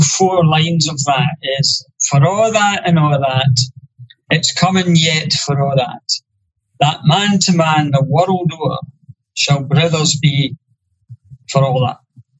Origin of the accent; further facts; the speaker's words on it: Ayrshire, Scotland, United Kingdom; I come from Burns country.